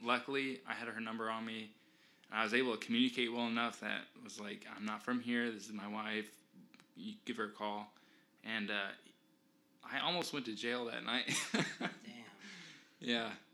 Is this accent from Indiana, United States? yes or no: yes; Indiana, United States; we're from Indiana, the mountainous area